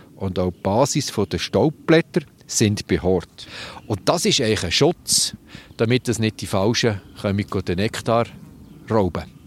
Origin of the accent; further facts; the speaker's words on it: Switzerland; bei uns in der Schweiz